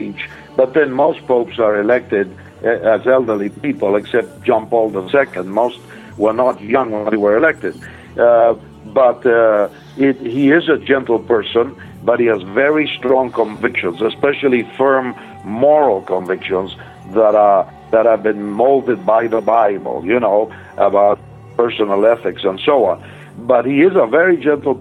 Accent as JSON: {"language": "English", "country": "Argentina", "tie": "born or raised there", "moved": "yes", "lives_now": "United States", "said": "I was born in Argentina"}